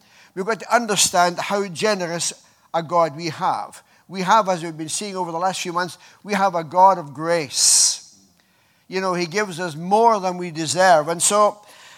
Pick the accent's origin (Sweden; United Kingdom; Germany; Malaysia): United Kingdom; Scotland; moved away; I come from Scotland